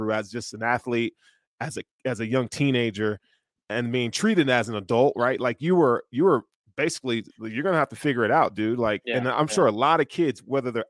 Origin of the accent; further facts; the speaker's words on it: Chattanooga, Tennessee, United States; I grew up in Tennessee in Chattanooga.